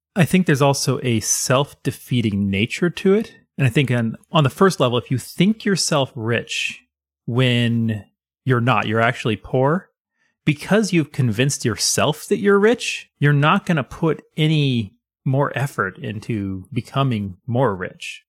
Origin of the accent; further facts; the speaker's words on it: United States; I am American